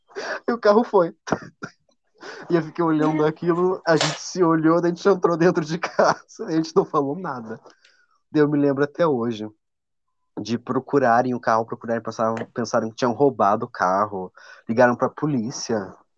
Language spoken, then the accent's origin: Portuguese; Paraná, Brazil